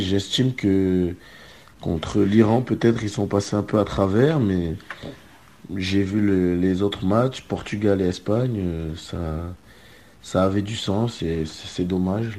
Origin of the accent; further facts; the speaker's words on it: France; en tant que Français